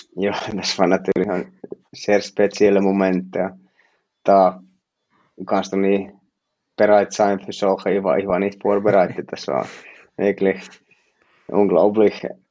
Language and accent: German; Finland; German is a second language; moved away as an adult; now in Switzerland; ich bin Finne